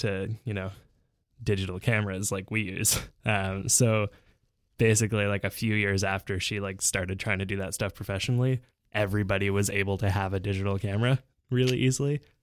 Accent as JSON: {"language": "English", "town": "Vancouver", "region": "British Columbia", "country": "Canada", "tie": "born or raised there", "moved": "yes", "lives_now": "Montreal, Canada", "said": "when we moved to Vancouver from Montreal"}